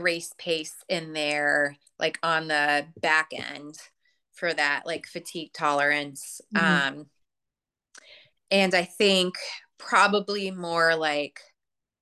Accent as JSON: {"language": "English", "town": "Chicago", "region": "Illinois", "country": "United States", "said": "I'm from Chicago"}